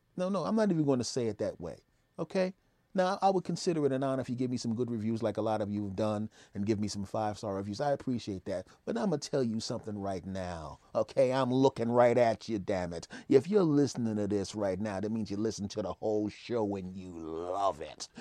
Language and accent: English; Philadelphia, Pennsylvania, United States; I was raised in Philadelphia